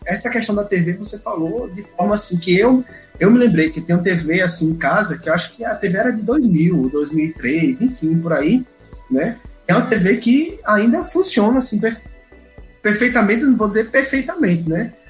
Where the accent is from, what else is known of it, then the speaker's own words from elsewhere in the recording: Brazil; nós que somos brasileiros